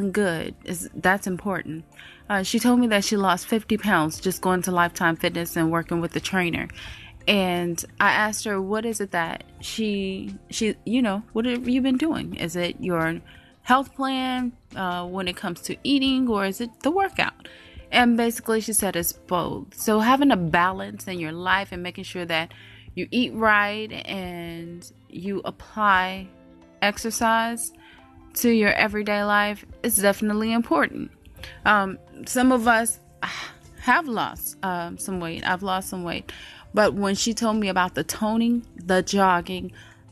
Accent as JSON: {"language": "English", "area": "by Lake Michigan", "region": "Midwest", "country": "United States", "tie": "born or raised there", "moved": "yes", "lives_now": "Atlanta, United States", "said": "Growing up in the Midwest, I was used to the humidity. We were over there by Lake Michigan"}